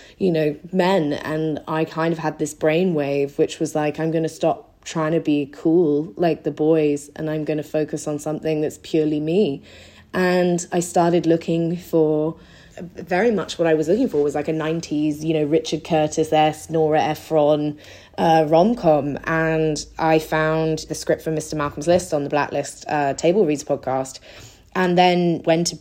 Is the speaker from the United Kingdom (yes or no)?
yes; England, United Kingdom; moved away as an adult; now in Los Angeles, United States; I'm from England, obviously. Hopefully I still have my accent intact